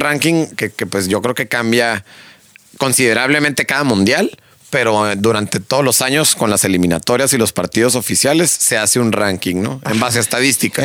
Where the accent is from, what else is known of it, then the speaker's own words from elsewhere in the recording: Mexico; como mexicano